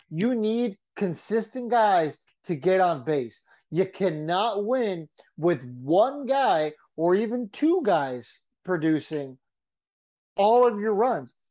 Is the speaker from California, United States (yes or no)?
yes; San Diego, California, United States; I'm from San Diego.